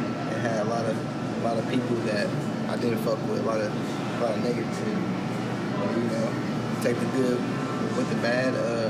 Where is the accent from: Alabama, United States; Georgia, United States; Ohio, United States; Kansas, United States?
Kansas, United States; Kansas City; I grew up in Kansas City, Kansas, Wyandotte County area, school at Washington High School.